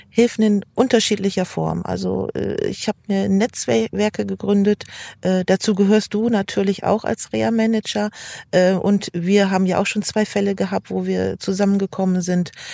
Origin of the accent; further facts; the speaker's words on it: Lingen, Lower Saxony, Germany; ich komme aus Lingen